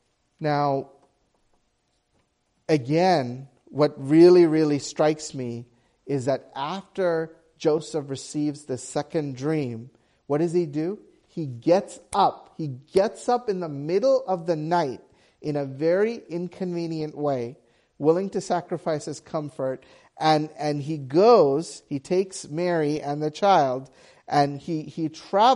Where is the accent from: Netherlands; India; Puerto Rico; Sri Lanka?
Sri Lanka; moved away; we grew up in Sri Lanka and there was a civil war, and we were part of the minority group.